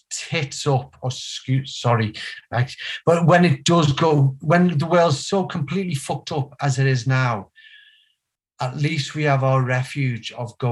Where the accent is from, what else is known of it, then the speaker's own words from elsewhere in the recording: Liverpool, North West England, United Kingdom; From Walton, just basically Everton's footy ground